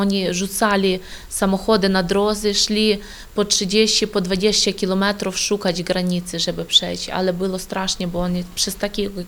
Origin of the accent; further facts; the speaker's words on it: Novovolynsk, Volyn Oblast, Ukraine; now in Poland; Przyjechaliśmy z Ukrainy, z Wolyńskiej oblasti, miasto Nowowolynsk.